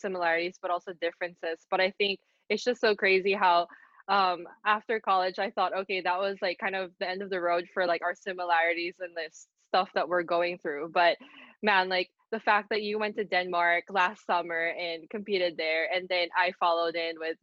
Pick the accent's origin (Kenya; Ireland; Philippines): Philippines; moved away as an adult; also born or lived in San Francisco, California / Fullerton, California / Nottingham, United Kingdom; I was born in San Francisco, California. I grew up in the Philippines, but throughout my life, I was traveling a lot for golf